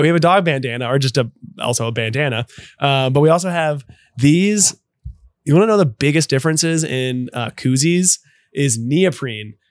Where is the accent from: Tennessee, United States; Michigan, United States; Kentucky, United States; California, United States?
Kentucky, United States; Louisville; I grew up in Louisville